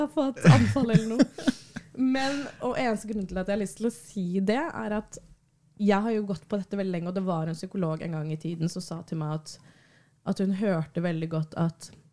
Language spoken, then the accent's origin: Norwegian; Bærum, Akershus, Norway; der jeg vokste opp i Bærum